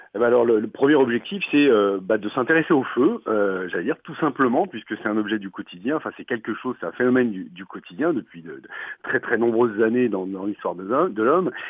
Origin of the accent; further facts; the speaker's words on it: France; chez nous en France